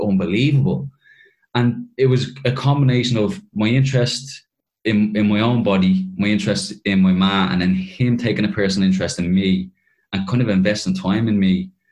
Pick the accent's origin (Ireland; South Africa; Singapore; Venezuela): Ireland; Dublin, Leinster; moved away as an adult; also born or lived in Kentucky, United States; I was moving from Dublin to essentially the equivalent of Cavan in America